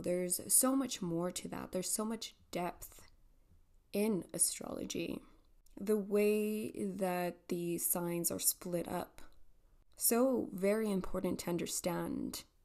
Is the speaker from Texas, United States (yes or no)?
yes; El Paso, Texas, United States; here in El Paso, Texas